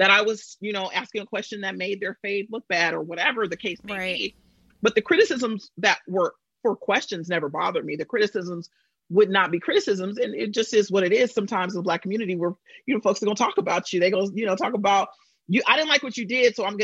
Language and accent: English; Bay Area, California, United States; moved away as an adult; now in New York, United States; I'm from the Bay Area.